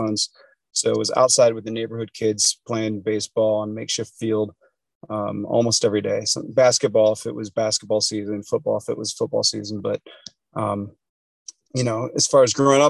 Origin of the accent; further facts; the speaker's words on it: Akron, Ohio, United States; I grew up in Akron, Ohio, so Rust Belt town in the Midwest.